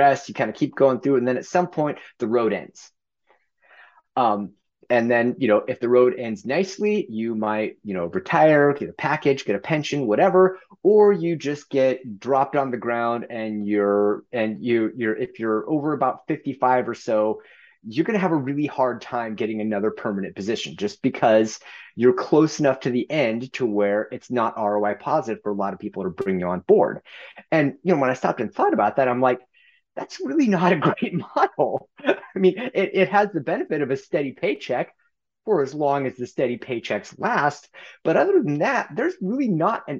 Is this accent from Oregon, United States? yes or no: yes; Gresham, Oregon, United States; So if you go a little ways to the east of Portland, there's a suburb called Gresham. That's where I grew up